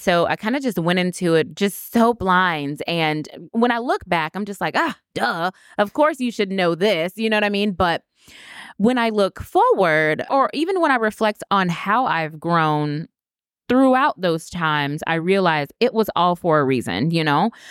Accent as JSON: {"language": "English", "town": "Winter Haven", "region": "Florida", "country": "United States", "lives_now": "Orlando, United States", "said": "I am from Winter Haven, Florida. I graduated from the University of Florida, so I'm a true Floridian"}